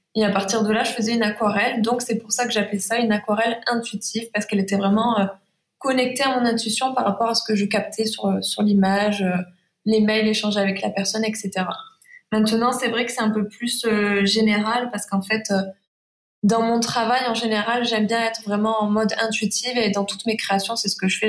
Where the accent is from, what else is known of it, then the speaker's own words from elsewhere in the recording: Saint-Rémy-de-Provence, Provence-Alpes-Côte d'Azur, France; accent: Provençal, chantant; Je suis à Saint-Rémy de Provence, donc en Provence, c'est de là que vient mon accent